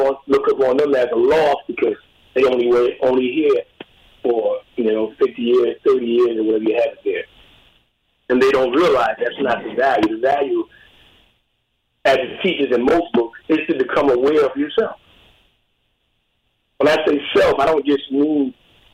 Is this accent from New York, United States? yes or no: yes; Albany, New York, United States; I grew up in Albany, New York, early on